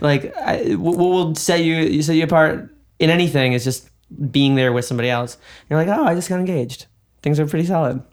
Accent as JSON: {"language": "English", "region": "New York", "country": "United States", "moved": "yes", "lives_now": "Los Angeles, United States", "said": "I'm a New Yorker"}